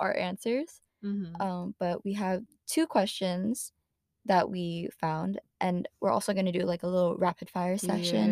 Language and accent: English; San Jose, California, United States; I'm from San Jose